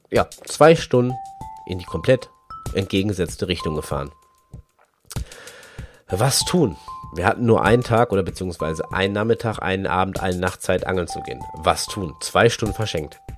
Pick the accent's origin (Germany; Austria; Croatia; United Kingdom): Germany; Wir als echte Deutsche wollten einen Döner essen.